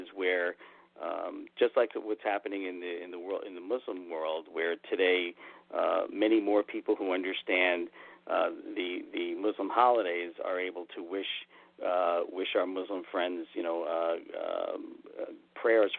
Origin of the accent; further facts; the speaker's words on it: New York City, New York, United States; in Brooklyn growing up near the Verrazano Narrows Bay